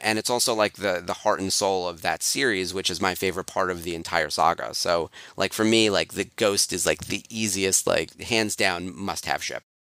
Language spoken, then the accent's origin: English; New York, United States; I'm a New Yorker